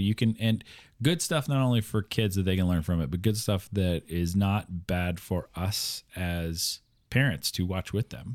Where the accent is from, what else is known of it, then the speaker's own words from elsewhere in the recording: Iowa, United States; now in Pittsburgh, United States; grew up in Iowa